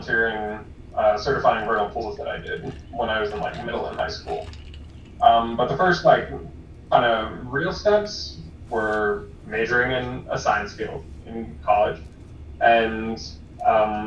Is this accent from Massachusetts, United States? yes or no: yes; Boston, Massachusetts, United States; moved away as an adult; now in Miami, United States; I'm originally from Massachusetts, from around Boston.